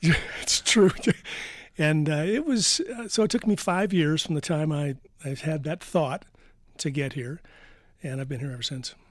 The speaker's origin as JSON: {"language": "English", "town": "Detroit", "region": "Michigan", "country": "United States", "moved": "as an adult", "lives_now": "Vail, United States", "said": "I'm from Detroit"}